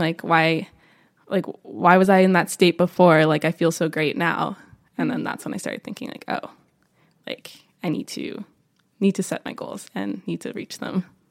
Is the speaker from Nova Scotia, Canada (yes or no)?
no; Niagara Falls, Ontario, Canada; moved away as an adult; also born or lived in Spain; now in Vancouver, Canada; I'm originally from Niagara Falls, Ontario, but came out here for school